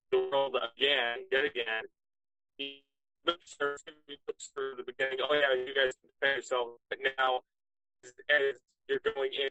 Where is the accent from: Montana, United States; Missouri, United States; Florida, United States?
Montana, United States; I'm 24 years old. I'm from Montana.